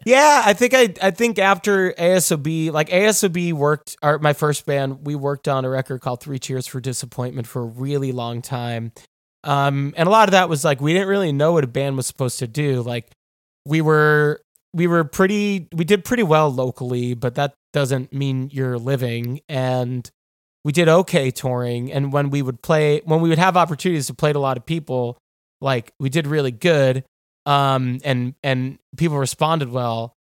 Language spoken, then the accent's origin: English; New York, United States; moved away as an adult; also born or lived in Athens, Georgia; now in Los Angeles, United States; I'm from New York, you know? Like, I, I've lived in New York for basically forever